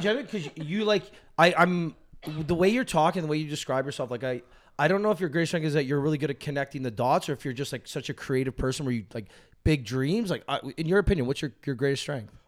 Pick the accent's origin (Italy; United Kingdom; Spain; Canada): Canada; Toronto, Ontario; I grew up in North York